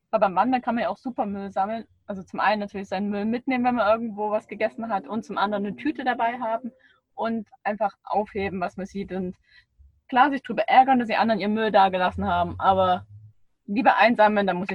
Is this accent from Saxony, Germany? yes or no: yes; Saxony, Germany; now in Baden-Württemberg, Germany; weil ich bin ja nicht gebürtig aus Baden-Württemberg, sondern komme aus dem Erzgebirge